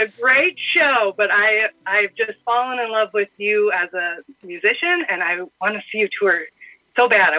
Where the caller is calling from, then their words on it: Madison, Wisconsin, United States; I'm right outside of Madison.